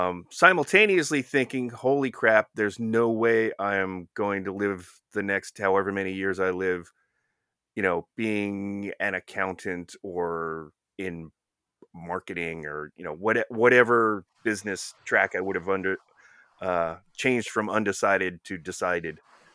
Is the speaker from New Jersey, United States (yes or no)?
yes; New Jersey, United States; I grew up in North Jersey. So, you know, it's almost as likely that I would have had a New York accent.